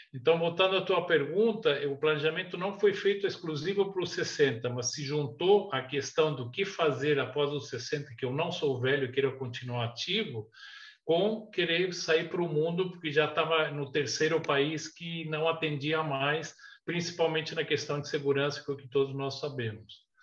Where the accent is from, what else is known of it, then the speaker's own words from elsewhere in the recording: Chile; moved away as an adult; also born or lived in Brazil / United States; now in Portugal; eu nasci no Chile há 66 anos. Fiquei até os 19 anos no Chile, quando mudei para o Brasil com meus pais